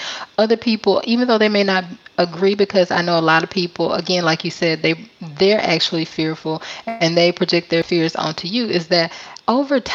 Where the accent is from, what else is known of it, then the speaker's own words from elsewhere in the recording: Mobile, Alabama, United States; moved away as an adult; now in Da Nang, Vietnam; I am from Mobile, Alabama in the USA